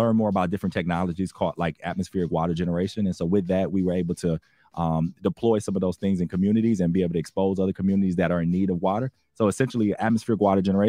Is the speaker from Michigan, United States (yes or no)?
yes; Flint, Michigan, United States; growing up in Flint, I'm so grateful for my upbringing